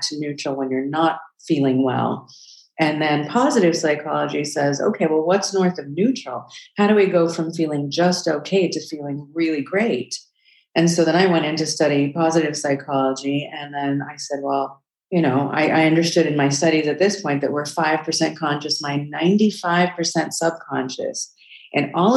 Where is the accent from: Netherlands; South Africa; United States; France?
South Africa; I was born in South Africa during apartheid